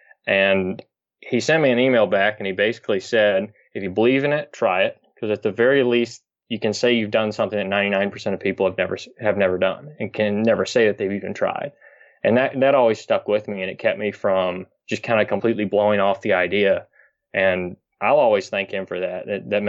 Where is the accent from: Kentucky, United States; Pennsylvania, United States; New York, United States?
Kentucky, United States; I'm from Kentucky. So we always used to load up